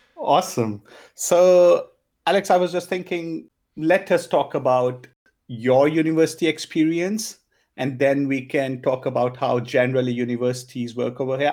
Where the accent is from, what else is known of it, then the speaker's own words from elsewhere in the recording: India; first language Punjabi; English is a second language; moved away as an adult; now in Germany; I grew up in India